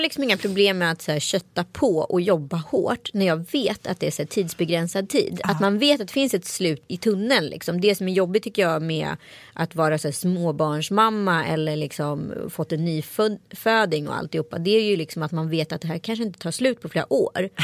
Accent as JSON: {"language": "Swedish", "town": "Strömstad", "region": "Västra Götaland", "country": "Sweden", "tie": "born or raised there", "said": "folk från Strömstad där jag växte upp vet hur mycket sketcher jag har filmat"}